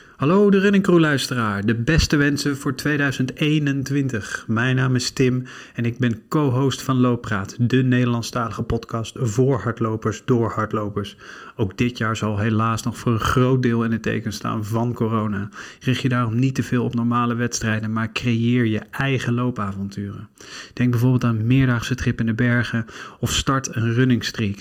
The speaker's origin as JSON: {"language": "Dutch", "country": "Belgium", "said": "als Belgen"}